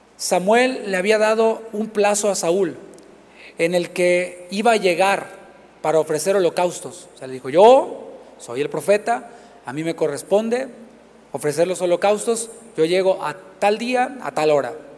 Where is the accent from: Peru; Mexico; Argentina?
Mexico; now in Houston, United States; Del país de donde, de donde vengo, esto se acostumbra mucho tengo mucho que no vivo acá en, México